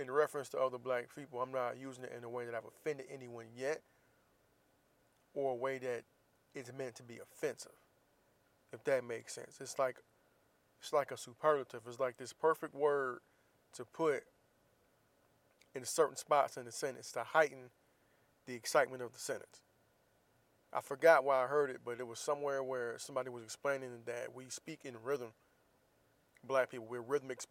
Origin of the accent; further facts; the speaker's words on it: Florida, United States; moved away; growing up in the South, especially growing up in Florida